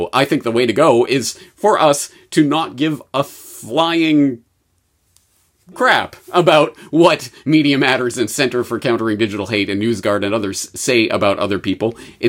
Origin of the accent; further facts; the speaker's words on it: Canada; Being Canadian, I know about most other countries and how utterly horrible it is.